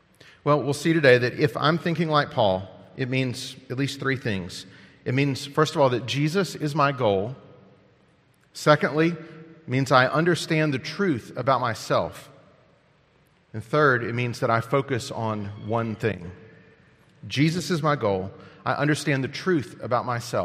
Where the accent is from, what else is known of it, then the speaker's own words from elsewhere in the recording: United States; As Americans